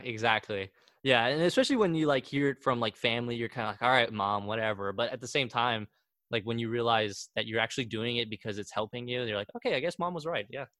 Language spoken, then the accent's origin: English; Wichita, Kansas, United States; also born or lived in Argentina; i grew up most of my life here